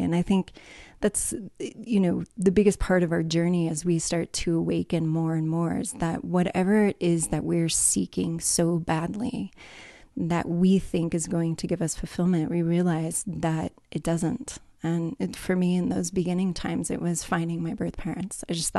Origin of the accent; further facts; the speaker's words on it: California, United States; Starting off when I was younger, I was raised in California. So definitely a California girl, native. And raised in a Catholic family